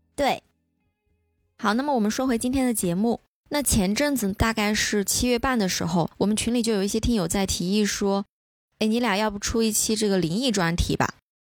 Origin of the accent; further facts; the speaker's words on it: Sichuan, China; 因为我们四川这边没有秋天，没有太长时间的秋天